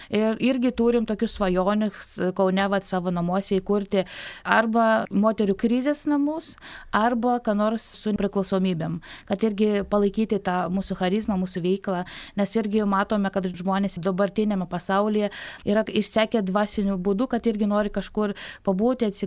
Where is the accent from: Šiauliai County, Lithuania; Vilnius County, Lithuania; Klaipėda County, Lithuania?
Vilnius County, Lithuania; Vilnius; now in Kaunas, Lithuania; aš esu pati iš Vilniaus